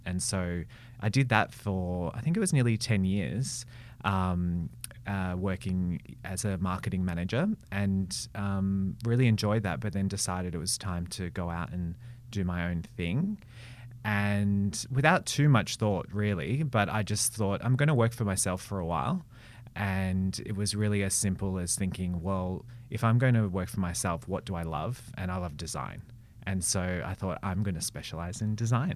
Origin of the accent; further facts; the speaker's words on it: Melbourne, Victoria, Australia; I grew up in Melbourne, born and bred